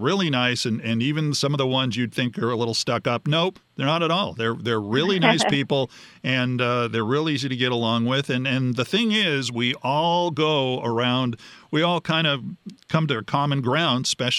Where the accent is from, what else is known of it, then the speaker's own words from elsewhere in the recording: Los Angeles, California, United States; and then you'd have a Helms Bakery truck, both kinds that you'd see growing up in Los Angeles.